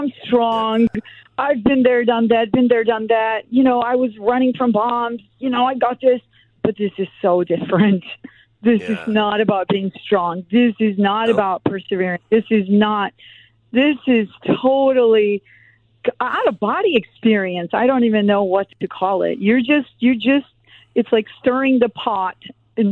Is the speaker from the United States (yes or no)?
no; Serbia; moved away; also born or lived in Germany; I'm born in Germany, but I grew up in Serbia